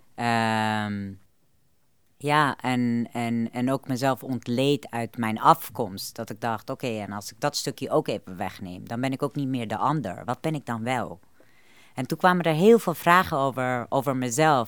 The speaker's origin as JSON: {"language": "Dutch", "country": "Afghanistan", "moved": "yes", "lives_now": "Netherlands", "said": "Ik kom zelf uit Afghanistan"}